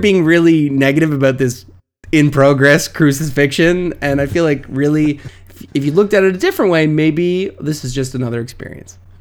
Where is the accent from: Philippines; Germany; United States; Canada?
Canada; as a Canadian